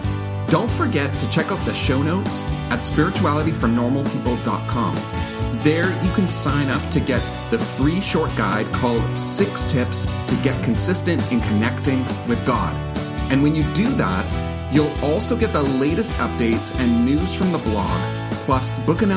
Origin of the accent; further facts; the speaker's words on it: Winnipeg, Manitoba, Canada; Winnipeg, my hometown